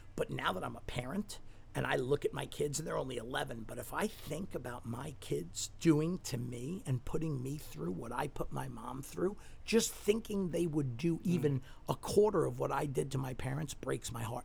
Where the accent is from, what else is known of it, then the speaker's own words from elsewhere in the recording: New York City, New York, United States; when I grew up in Staten Island